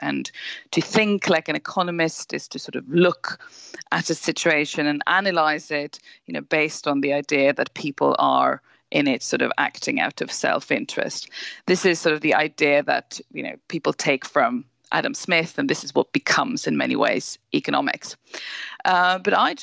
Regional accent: Sweden; now in England, United Kingdom; I live in England and work from there as a journalist, but I'm originally from Sweden

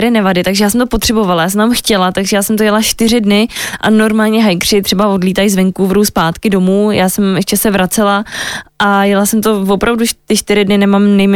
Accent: Moravia, Czechia; já jsem holka z malého města z Moravy, která miluje slivovici, utopence a tlačenku, tak jsem se vrátila k tomu domů

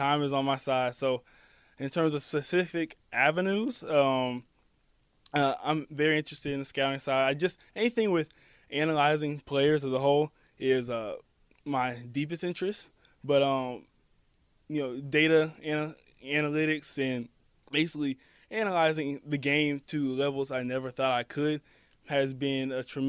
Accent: Orlando, Florida, United States; also born or lived in Atlanta / Jacksonville; I'm actually from Orlando, Florida. Grew up in Atlanta for 8 years, and then moved to Jacksonville, and then came back to Orlando.

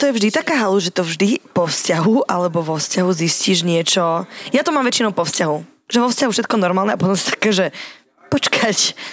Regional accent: Slovakia; lebo som Slovenka.

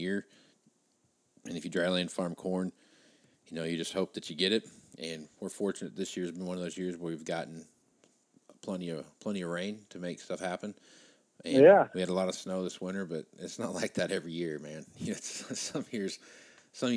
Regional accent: South Central Kansas, United States; now in Scottsbluff, United States; I'm from South Central Kansas

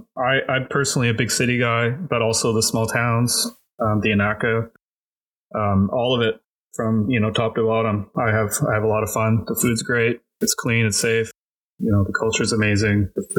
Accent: Toronto, Ontario, Canada; born there; also born or lived in Cayman Islands; now in Vancouver, Canada; I'm 43 years old. I was born in Toronto. I've lived in basically all over Canada. I also have lived outside of Canada. I lived 5 years in the Caribbean, specifically the Cayman Islands, and now I call Vancouver, BC home.

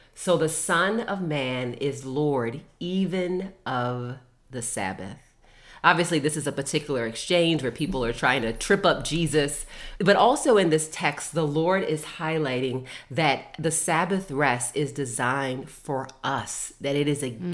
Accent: Baltimore, Maryland, United States; I'm originally from Baltimore, Maryland. That's where my mom and my dad and my and my grandma uh, currently live, and that is where I was born and raised and educated

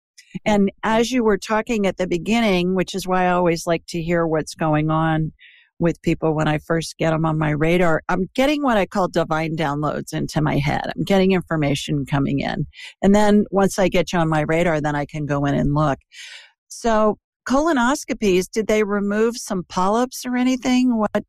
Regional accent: Ohio, United States; now in Birmingham, United States; I'm obviously not from the South. I'm a Yankee who's transplanted. Are you? Yeah, Ohio.

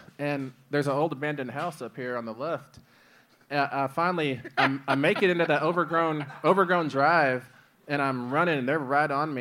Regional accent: Midland, Texas, United States; where I grew up in Midland, Texas, like, it's a boom and bust

